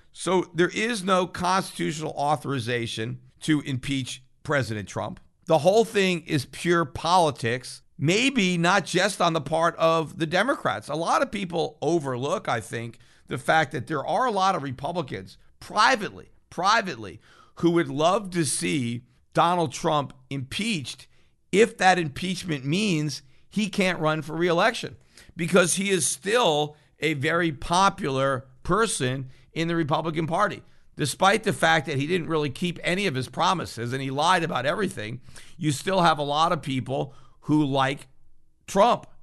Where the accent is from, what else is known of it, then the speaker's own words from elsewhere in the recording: United States; as an American